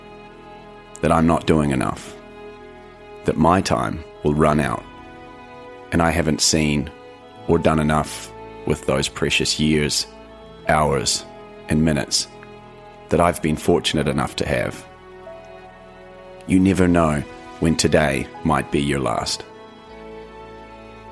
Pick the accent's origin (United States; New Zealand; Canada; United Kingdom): New Zealand; in New Zealand, my home country